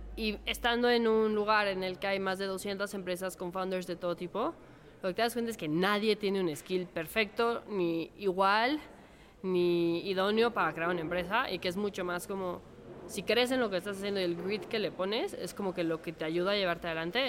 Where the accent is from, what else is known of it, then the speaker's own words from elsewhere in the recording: Mexico; yo soy mexicana, estudié aquí en el ITAM